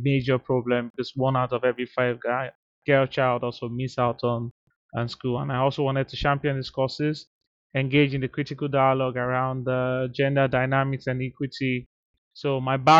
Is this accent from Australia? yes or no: no; Nigeria; moved away; rooted in my experience from Nigeria, my home country. You know, growing up in Nigeria